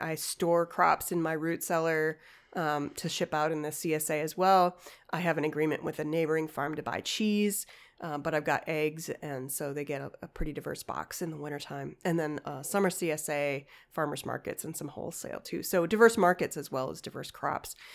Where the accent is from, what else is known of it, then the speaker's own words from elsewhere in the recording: Chicago, Illinois, United States; moved away; also born or lived in Ashland, Wisconsin; I grew up in Chicago